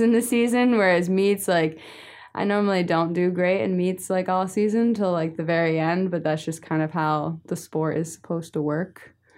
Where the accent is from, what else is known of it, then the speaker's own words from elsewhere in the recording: New Jersey, United States; I'm from New Jersey